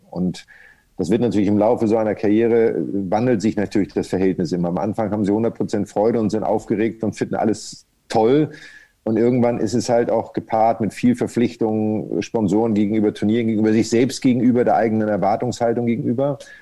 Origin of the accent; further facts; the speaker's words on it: Kreis Pinneberg, Schleswig-Holstein, Germany; now in Hamburg, Germany; ich bin wirklich nur in Pinneberg geboren. Also ich bin nur in dem Krankenhaus zur Welt gekommen und habe dann Pinneberg nie wieder in Anführungsstrichen gesehen, weil ich ja in einem Zaun aufgewachsen bin